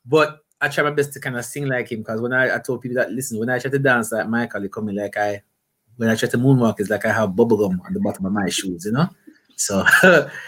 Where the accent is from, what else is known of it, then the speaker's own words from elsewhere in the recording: Portmore, Saint Catherine, Jamaica; I grew up in Portmore, in that St. Catherine in Jamaica, like right next to the capital, I guess, Kingston